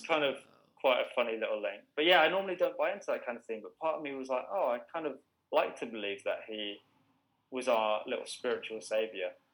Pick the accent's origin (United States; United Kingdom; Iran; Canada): United Kingdom; England